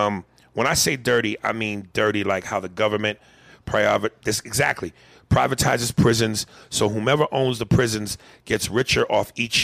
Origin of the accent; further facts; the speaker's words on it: Kansas, United States; moved away as an adult; also born or lived in Montana / Wyoming / Central Florida; now in West Palm Beach, United States; I was born in Montana, raised half in Kansas and half in Wyoming, then moved to Central Florida at 19, found some culture, then ventured further into culture when I moved to West Palm Beach.